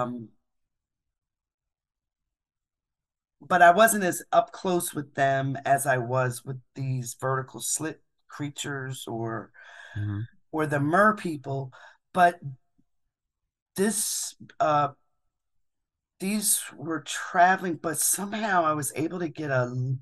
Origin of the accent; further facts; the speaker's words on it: Philadelphia, Pennsylvania, United States; moved away; I'm from Philadelphia.